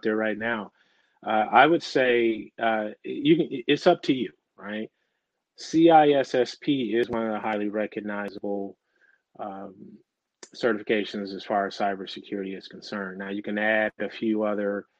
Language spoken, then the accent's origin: English; Michigan, United States; I grew up in Michigan